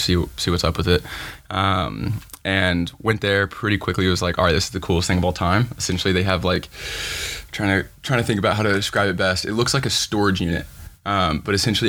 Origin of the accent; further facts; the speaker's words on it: Franklin, Tennessee, United States; moved away as an adult; now in Los Angeles, United States; I'm originally from Franklin, Tennessee. It's a small town right outside of Nashville